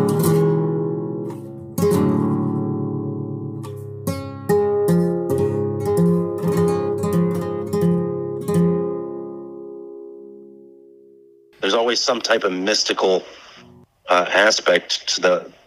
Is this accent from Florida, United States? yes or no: no; Norwalk, Connecticut, United States; I grew up in Norwalk most of my life